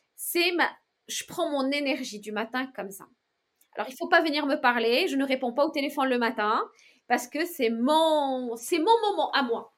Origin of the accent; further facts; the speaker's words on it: Morocco; now in France; vendre mes créations dans mon pays natal